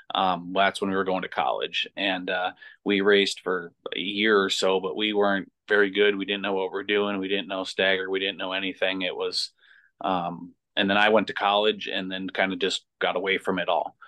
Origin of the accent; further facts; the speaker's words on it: North Branch, Minnesota, United States; I grew up in North Branch. Uh, went, graduated from North Branch High School